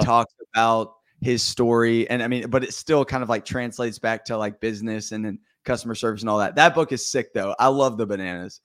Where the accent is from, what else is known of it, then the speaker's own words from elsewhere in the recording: Vestavia Hills, Alabama, United States; I am from Birmingham, or Vestavia, Alabama, and I live in Vestavia, Alabama.